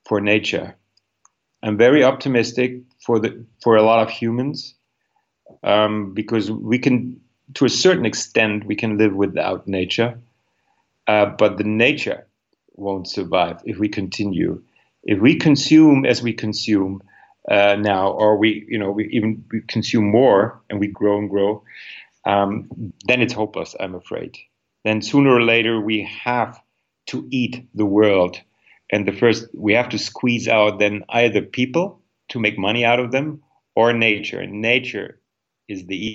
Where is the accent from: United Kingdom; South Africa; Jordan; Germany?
Germany; Northern Germany; moved away; I am from northern Germany originally, and our region is full of windmills.